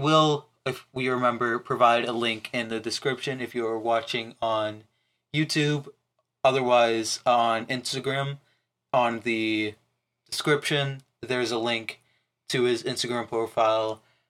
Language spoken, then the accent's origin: English; Platteville, Wisconsin, United States; I will not do anything because I'm the bigger man, because I'm from Platteville.